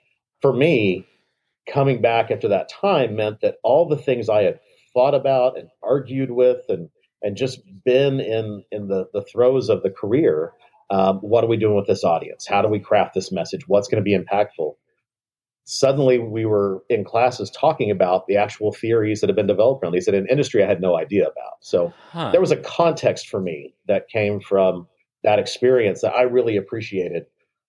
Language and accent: English; Cheyenne, Oklahoma, United States; also born or lived in Texas panhandle; I grew up all around the Oklahoma and Texas panhandles, western Oklahoma.